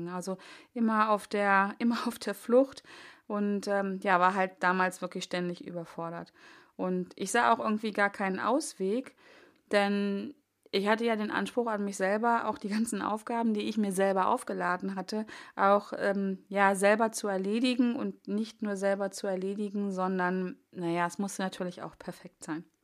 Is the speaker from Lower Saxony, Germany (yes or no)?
yes; Hanover, Lower Saxony, Germany; Wobei ich denke, ich komme ja aus Hannover und ähm, die Strecke von Hannover nach Bonn war relativ frei.